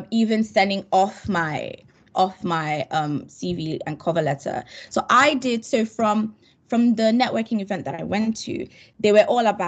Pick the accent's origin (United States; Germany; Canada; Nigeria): Nigeria; I'm Nigerian